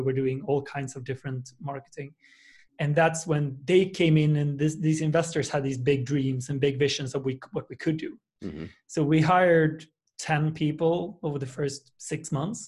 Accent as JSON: {"language": "English", "country": "Sweden", "tie": "born or raised there", "said": "I'm from a small town in Sweden with 125,000 people."}